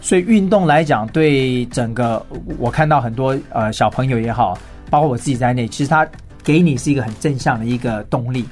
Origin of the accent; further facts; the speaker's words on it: Taipei, Taiwan; 我是来自于台北